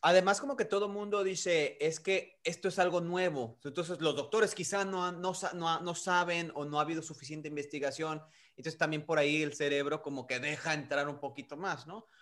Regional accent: Mexico; now in United States; nacimos en México, que crecimos en México

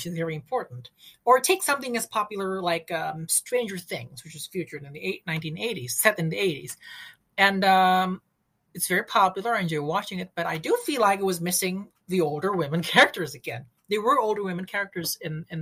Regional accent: Indonesia; I'm from Indonesia.

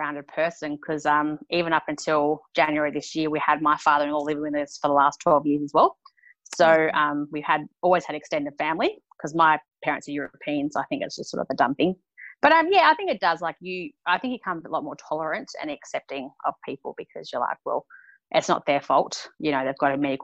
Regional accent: Queensland, Australia; also born or lived in New South Wales; I was born in New South Wales and we moved to Queensland when I was 8.

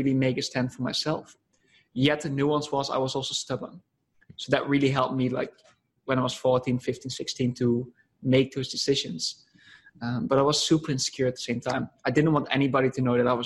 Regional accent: Netherlands; I'm coming from the Netherlands

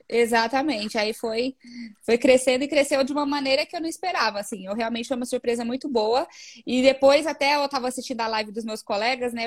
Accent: Osasco, São Paulo, Brazil; eu sou de Osasco

